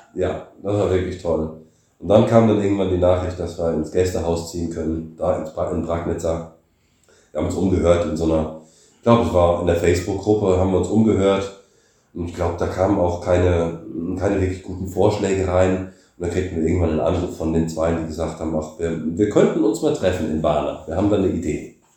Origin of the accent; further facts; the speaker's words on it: Germany; moved away as an adult; now in Bulgaria; bin ich Deutscher